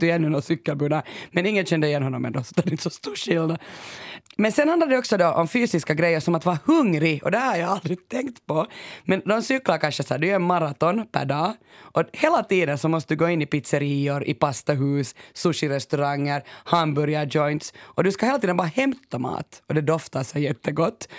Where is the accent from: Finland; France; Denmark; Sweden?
Finland; Jag kommer ju från Finland och en bastukultur